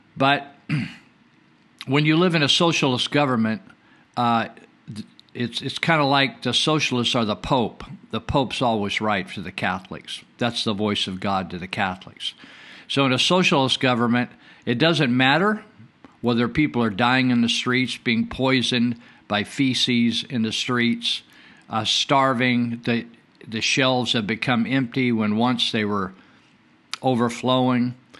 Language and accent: English; Northern California, United States; when I was growing up in Northern California